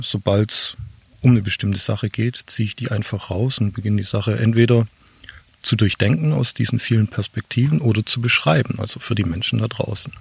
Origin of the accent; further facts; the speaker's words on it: Swabia, Germany; Ich komme aus dem Schwabenland, denen wird ja äh, Geiz vorgeworfen